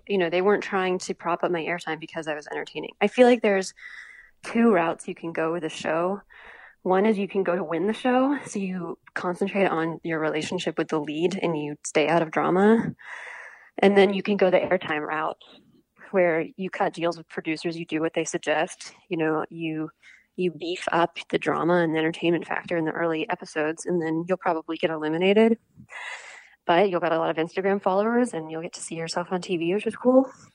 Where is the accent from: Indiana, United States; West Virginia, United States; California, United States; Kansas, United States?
West Virginia, United States; Morgantown; moved away as an adult; also born or lived in Charleston, South Carolina; I was born and raised until college in West Virginia